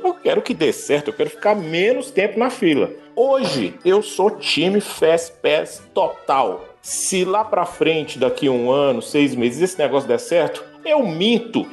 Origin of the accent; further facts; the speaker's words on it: Brazil; eu sou brasileiro